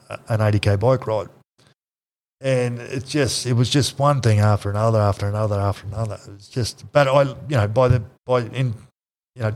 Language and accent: English; North Queensland, Australia; moved away; I was from North Queensland